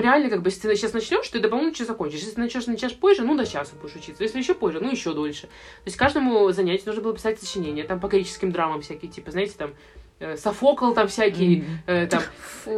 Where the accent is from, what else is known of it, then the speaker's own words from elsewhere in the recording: Saint Petersburg, Russia; я из Питера